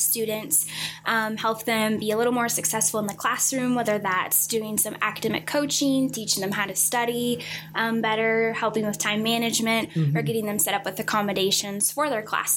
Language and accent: English; Kansas City, Missouri, United States; I am from Kansas City, Missouri